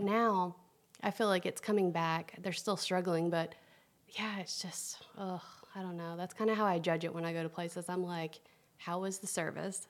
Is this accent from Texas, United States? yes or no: no; Tennessee, United States; now in Atlanta, United States; I'm from Tennessee. I was a little girl. I grew up, I just love to eat